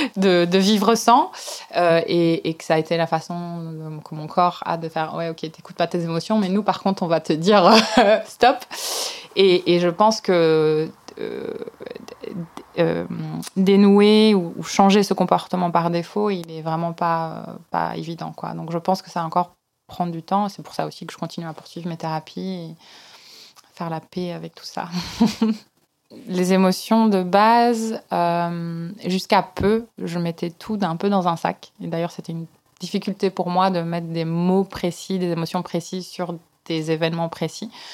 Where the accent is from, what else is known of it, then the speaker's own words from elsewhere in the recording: Belgium; J'ai été élevée dans un tout petit village euh, en Belgique